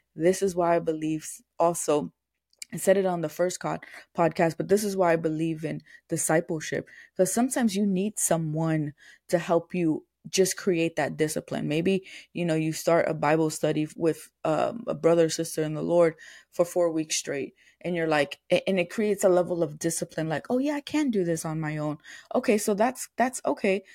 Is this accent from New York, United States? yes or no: yes; New York, United States; moved away; I'm from New York